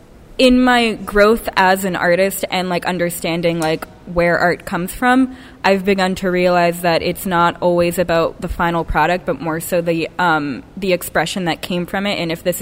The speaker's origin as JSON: {"language": "English", "town": "North Andover", "region": "Massachusetts", "country": "United States", "moved": "as an adult", "lives_now": "New York, United States", "said": "I'm from 20 minutes like north of Boston, North Andover area."}